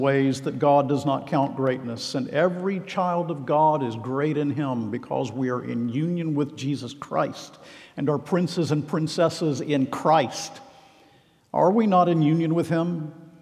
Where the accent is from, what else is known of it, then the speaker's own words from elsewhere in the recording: Macon, Georgia, United States; This little place that's just north of Macon, Georgia, which is my hometown